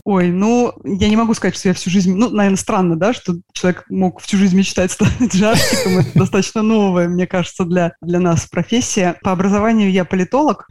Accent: Saint Petersburg, Russia; я из Санкт-Петербурга

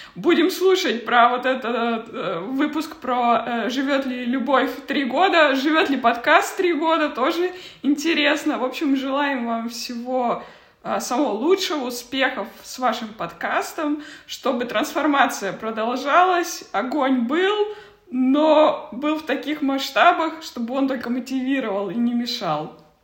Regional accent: Kazakhstan; moved away; я просто родом из Казахстана

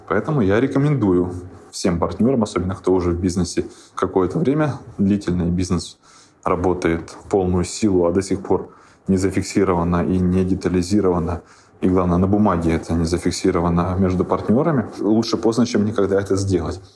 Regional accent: Siberia, Russia; also born or lived in Krasnoyarsk / Moscow; сами мы сибиряки

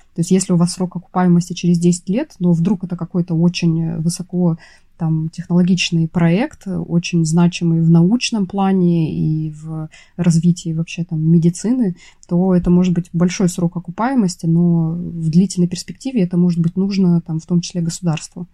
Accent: Russian Far East, Russia; на Дальнем Востоке, откуда я родом

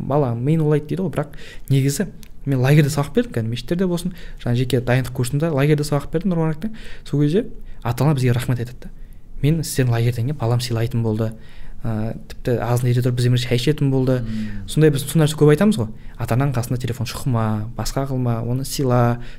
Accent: Kogalkol, Kazakhstan; өзім де ә, қоғалкөл деген ауылда негізі сол жақтан туып өскенмін

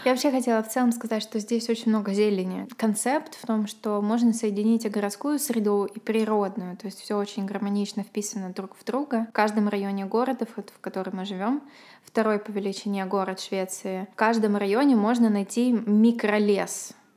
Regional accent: Ukraine; now in Sweden; я еще с Украины, они тоже интересовались, как там моя семья

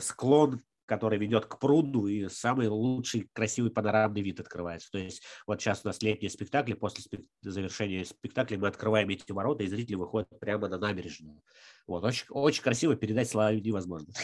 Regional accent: Sharkan, Udmurtia, Russia; now in Izhevsk, Russia; я, например, родился в Шаркане, это де- деревня недалеко от Ижевска

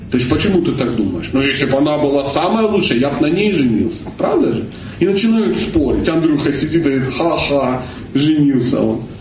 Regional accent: Kalmykia, Russia; born there; Я родился в Калмыкии, у меня дедушка буддист, бабушка буддист, кот буддист, все буддисты.

